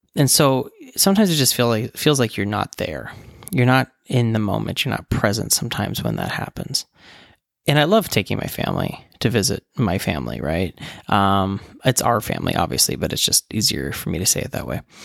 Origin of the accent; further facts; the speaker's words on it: West Virginia, United States; moved away as an adult; now in Nebraska, United States; I grew up in West Virginia, and my parents still live there